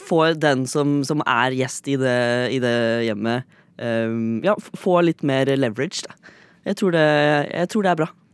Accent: Fredrikstad, Østfold, Norway; now in Oslo, Norway; Jeg er fremdeles fra Fredrikstad

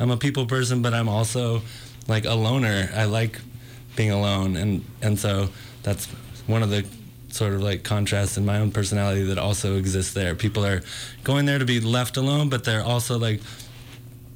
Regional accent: Northern California, United States; Originally from Northern California

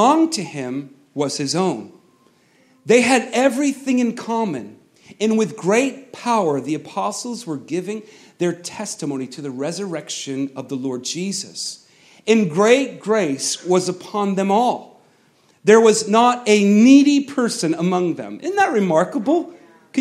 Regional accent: United States; I'm an American. I'm an American

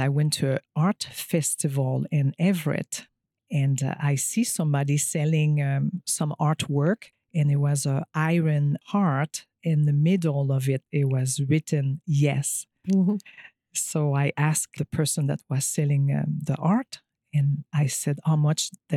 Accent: Quebec, Canada; English is a second language; moved away as an adult; also born or lived in California; I am French Canadian. I come from a small village about an hour from Montreal

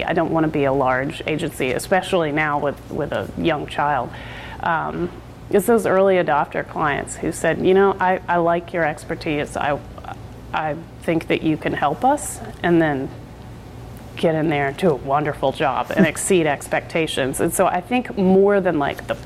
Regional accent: North Carolina, United States; now in Oregon, United States; I'm from North Carolina

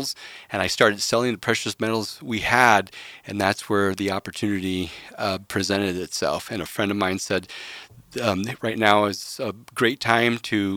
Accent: Woodburn, Oregon, United States; also born or lived in Chicago, Illinois / Mount Angel, Oregon; moved to Oregon in 1979, and I grew up in Woodburn

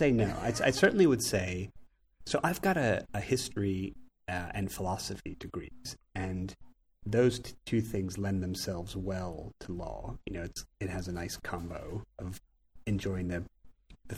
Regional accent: Philadelphia, Pennsylvania, United States; accent: Philly; moved away as an adult; now in London, United Kingdom; my funny Philly accent

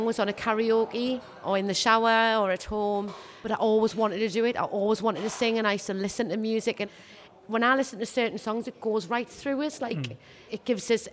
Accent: Hebburn, North East England, United Kingdom; I'm from Hebburn

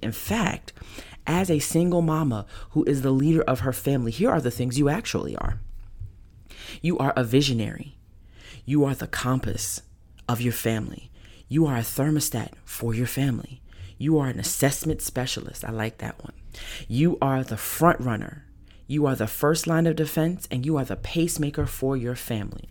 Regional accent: New York, United States; moved away; I'm from New York originally

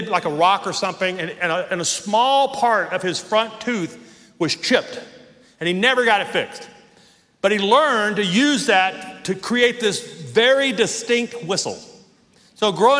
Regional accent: Northwest Louisiana, United States; now in Colorado Springs, United States; When I was 8 years old, we lived in Northwest Louisiana, and we lived out in the middle of nowhere

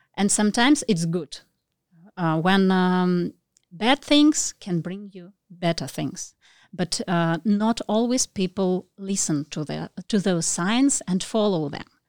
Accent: Russia; moved away as an adult; now in Phuket, Thailand; I'm from Russia, and, uh, we are here for nearly one year.

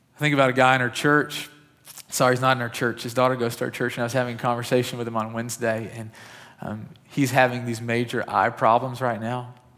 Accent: West Kentucky, United States; I grew up in West Kentucky

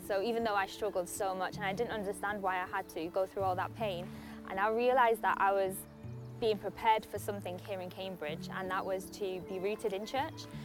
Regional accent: Poland; moved away; I grew up in Poland, um, which is quite a Catholic um, country.

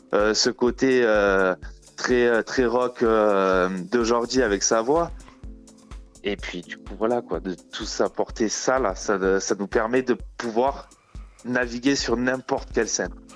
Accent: France; on est français

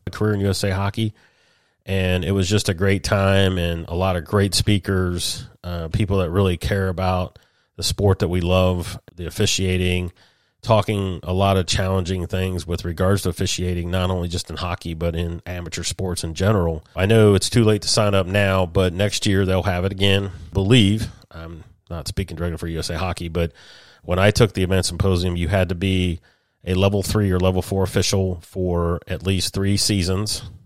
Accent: Columbus, Ohio, United States; moved away; Columbus, Ohio, my old stomping ground. We're born and raised in Buckeye there in Central Ohio

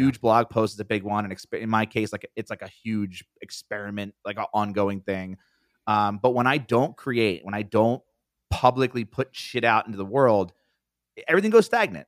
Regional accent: East Coast, United States; I'm from the East Coast

